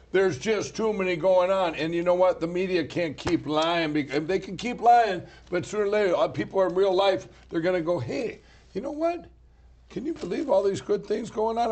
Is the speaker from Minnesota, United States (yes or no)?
yes; Minnesota, United States; I grew up here in Minnesota.